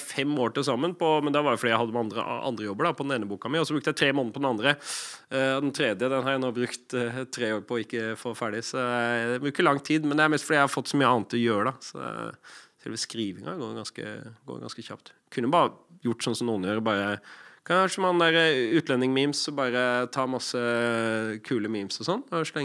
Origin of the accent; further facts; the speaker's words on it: Lofthus, Vestland, Norway; accent: Odda/Hardanger dialect; also born or lived in Odda; Det er dialekt. Jeg ble født i Odda. Og så vokste jeg opp litt utafor der i Hardanger, i Lofthus.